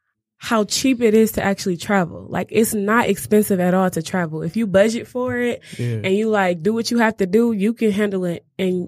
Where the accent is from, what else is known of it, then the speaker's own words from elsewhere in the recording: Cleveland, Ohio, United States; moved away; I'm not from here. I'm from Cleveland. Shout out to Cleveland.